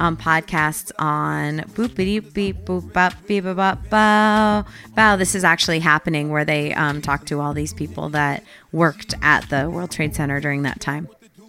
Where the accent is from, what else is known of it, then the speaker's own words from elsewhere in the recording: Connecticut, United States; now in Los Angeles, United States; I'm from Connecticut.